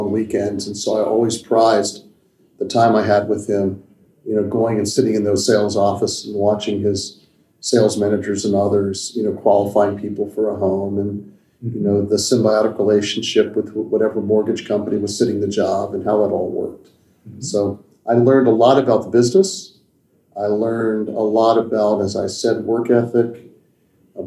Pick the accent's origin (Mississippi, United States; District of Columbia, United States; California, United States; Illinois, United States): District of Columbia, United States; Washington; moved away as an adult; also born or lived in New York; So I grew up here. This is my hometown. Mm-hmm. Love Washington.